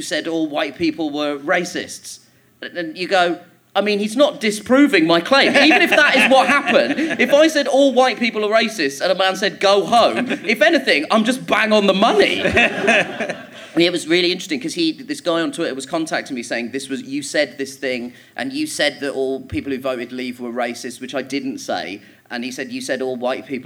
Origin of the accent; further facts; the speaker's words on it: Croydon, London, United Kingdom; also born or lived in Orpington; I grew up in Croydon, which is a shithole.